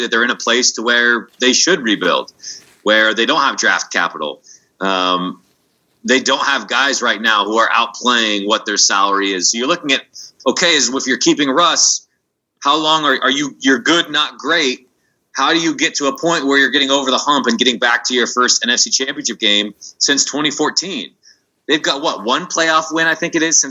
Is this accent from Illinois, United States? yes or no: no; Seattle, Washington, United States; I'm from Seattle